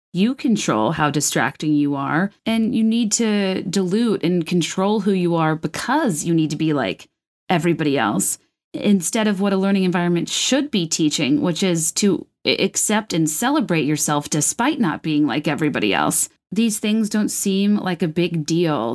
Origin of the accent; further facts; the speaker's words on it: Virginia, United States; I'm from Virginia